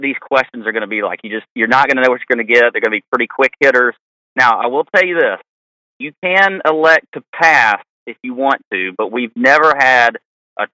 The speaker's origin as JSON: {"language": "English", "town": "Augusta", "region": "Georgia", "country": "United States", "said": "we're from Augusta"}